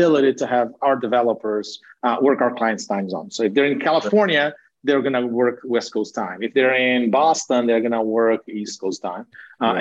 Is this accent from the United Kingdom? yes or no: no; Brazil; moved away as an adult; now in United States; having been born and raised in Brazil, but having spent most of my adult career, my adult life in the US